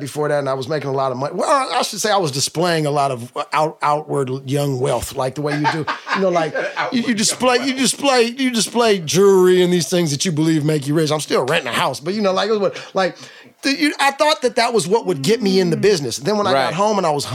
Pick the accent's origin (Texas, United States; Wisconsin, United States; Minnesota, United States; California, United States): California, United States; the Bay Area; we're from the Bay